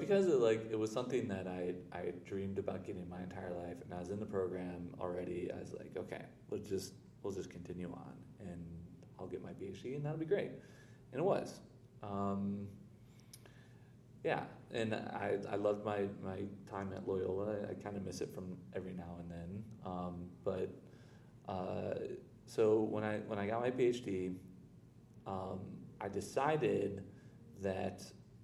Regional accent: Chicago, Illinois, United States; moved away; also born or lived in Florida / Washington, D.C.; I'm originally from Chicago. I still self-identify more as a Chicagoan than a Floridian

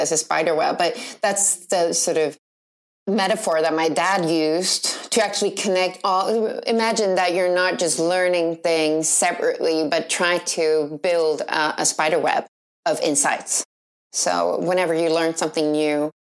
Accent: Jordbro, Stockholm County, Sweden; I come from the suburbs of Stockholm.

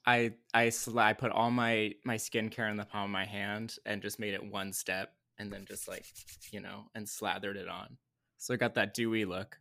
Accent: Lake Arrowhead, California, United States; I grew up in Lake Arrowhead, California, which is in Southern California, but in the mountains

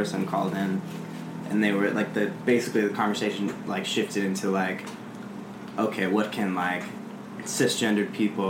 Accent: Orange County, California, United States; I grew up in Orange County

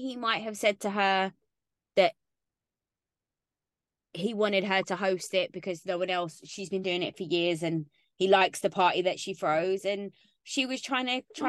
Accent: London, United Kingdom; I grew up in London.

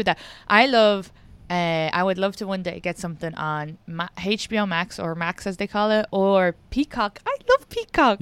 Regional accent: Ireland; now in United States; I'm from Ireland and an immigrant

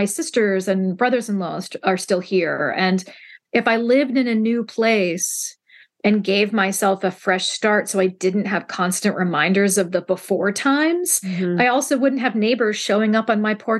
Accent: Central Ohio, United States; I still basically live in my hometown

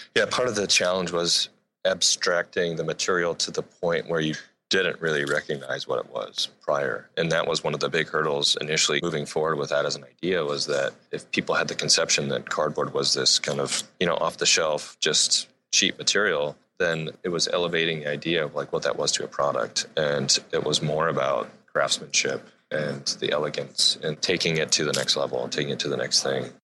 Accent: Akron, Ohio, United States; now in Seattle, United States; I am from Akron, Ohio, just outside of a cornfield

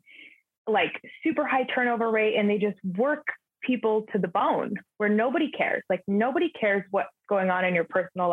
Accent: Southern California, United States; I'm born and raised in Southern California

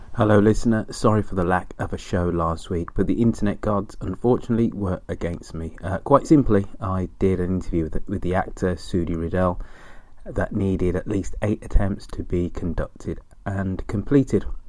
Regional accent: United Kingdom; being British, in the nineteen seventies, you're exposed to um, U K comics

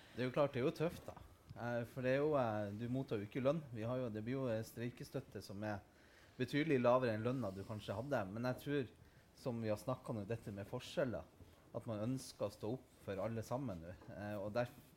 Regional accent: Nordland, Norway; jeg kommer jo fra Nordland

